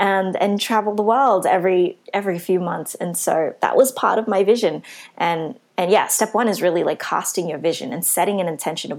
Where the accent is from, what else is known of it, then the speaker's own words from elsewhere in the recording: Philippines; especially coming from a Christian background growing up, with my culture as a Filipino.